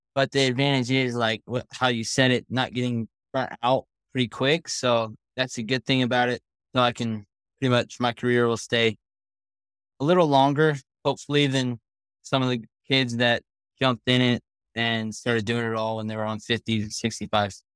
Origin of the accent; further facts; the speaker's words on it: Oak Hills, California, United States; I'm from Oak Hills, California, and I'm sixteen